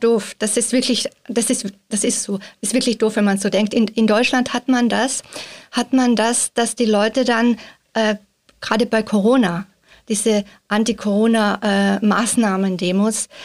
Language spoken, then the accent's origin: German; Austria; moved away as an adult; now in Switzerland; ich bin ja Österreicherin, seit einigen Monaten in der Schweiz und fühle mich schon sehr zu Hause, aber mein Pass ist nach wie vor österreichischer Pass.